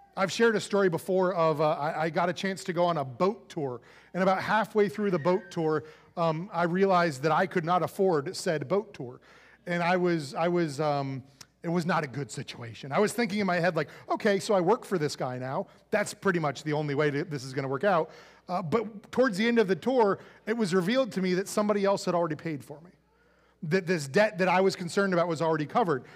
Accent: United States; being an American

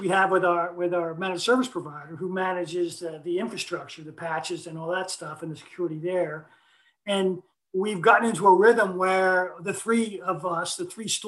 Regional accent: Stone Harbor, New Jersey, United States; Stone Harbor is my hometown

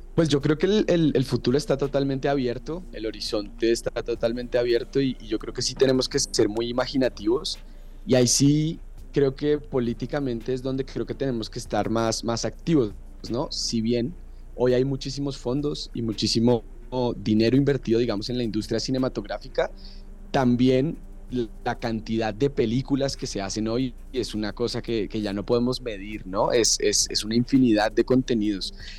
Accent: Colombia; moved away as an adult; now in Mexico City, Mexico; yo soy colombiano

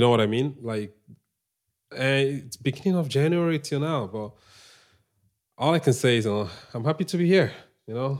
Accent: Nnewi, Anambra, Nigeria; moved away; I'm from Anambra State, Nigeria

